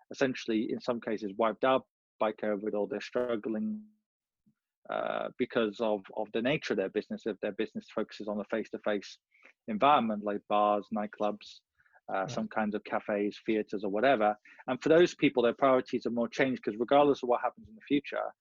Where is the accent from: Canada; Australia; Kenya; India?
India; I'm buying property because everyone else in my country does the same thing, I'm buying gold because I'm Indian.